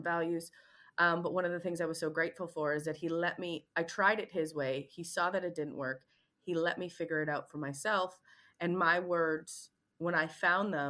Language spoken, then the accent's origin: English; Canada; moved away; I'm also Canadian